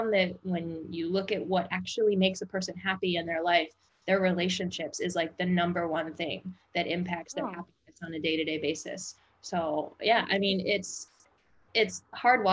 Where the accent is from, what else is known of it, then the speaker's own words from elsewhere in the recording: Midwest, United States; moved away as an adult; also born or lived in New Orleans; I grew up in the Midwest